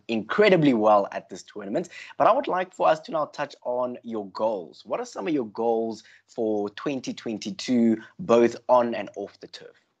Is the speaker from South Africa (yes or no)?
yes; South Africa; we as South African hockey fans